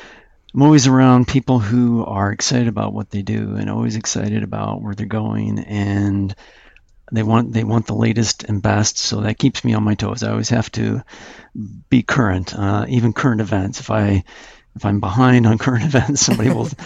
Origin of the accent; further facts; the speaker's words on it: Utah, United States; moved away as an adult; also born or lived in Colorado / Tucson, Arizona; I was from Utah